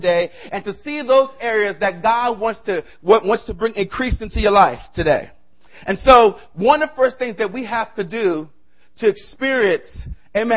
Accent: New York City, New York, United States; I'm originally from the South Bronx

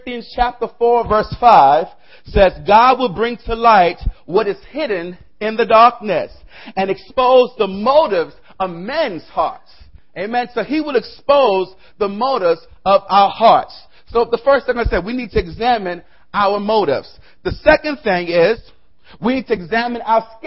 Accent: New York City, New York, United States; I'm originally from the South Bronx

